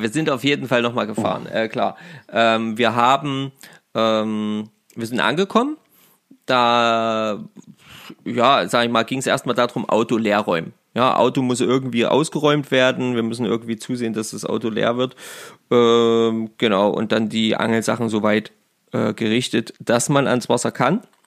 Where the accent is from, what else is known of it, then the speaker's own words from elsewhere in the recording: Germany; bei uns in Deutschland